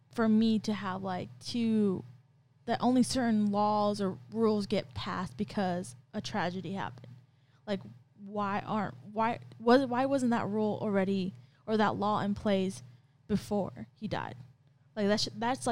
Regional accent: California, United States; now in Ohio, United States; I come from California

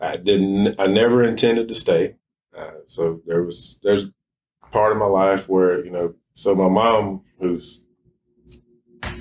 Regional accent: Poarch community, Alabama, United States; I grew up about a quarter mile from here

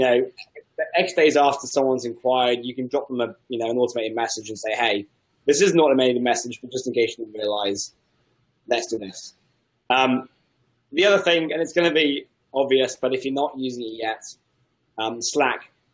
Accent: England, United Kingdom; I'm English

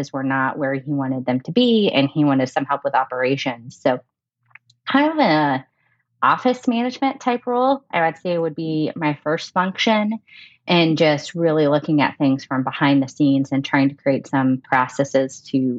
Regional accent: Houston, Texas, United States; now in Denver, United States; I am originally from Houston, but I'm currently living in Denver

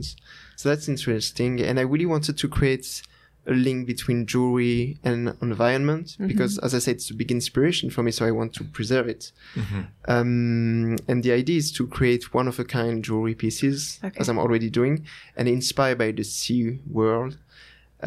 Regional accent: Annecy, Auvergne-Rhône-Alpes, France; the name of the place is Annecy. It's nearby Geneva. Uh-huh. But in France.

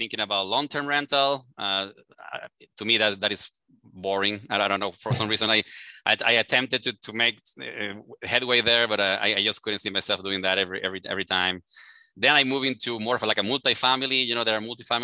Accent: Venezuela; English is a second language; moved away as an adult; now in Houston, United States; I am from Venezuela originally. I came here to the U.S. probably about 18 years ago already

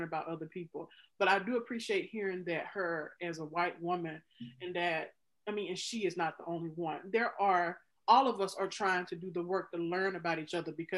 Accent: Mississippi, United States; moved away as an adult; now in Chicago, United States; I grew up in Mississippi, the state that had the most African Americans move from it during the Great Migration.

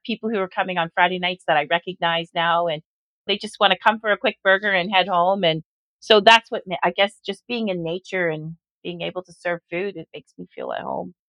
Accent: Orangeville, Ontario, Canada; when I was growing up in Orangeville in the 70s

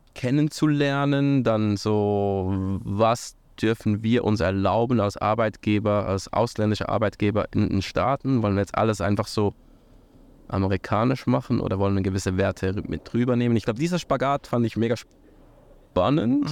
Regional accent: near Lucerne, Switzerland; also born or lived in St. Gallen / United States / Buenos Aires / Canada; in der Schweiz äh, aufgewachsen, in der Nähe von Luzern

